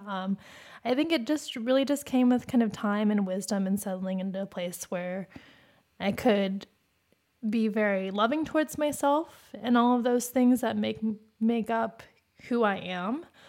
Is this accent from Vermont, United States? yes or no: no; Phoenix, Arizona, United States; Growing up in Phoenix, there we weren't around Asian people